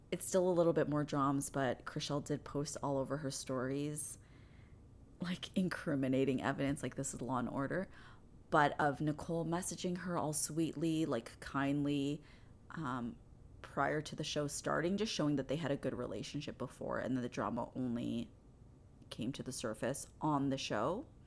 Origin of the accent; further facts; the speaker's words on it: Canada; I'm Canadian